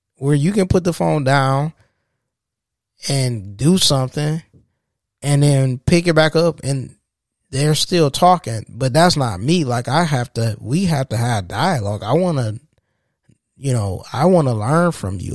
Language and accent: English; Saginaw, Michigan, United States; also born or lived in Detroit area, Michigan; now in Detroit, United States; I'm from Saginaw, born and raised in Saginaw, from, in Saginaw, Michigan